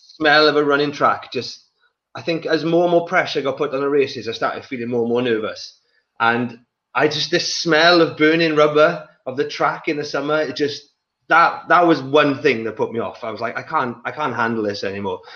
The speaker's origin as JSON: {"language": "English", "region": "the valleys in Wales", "country": "United Kingdom", "tie": "born or raised there", "also_born_or_lived": "Johannesburg, South Africa / England", "said": "I was born in Johannesburg in South Africa, uh, and then I moved to Wales when I was three or four"}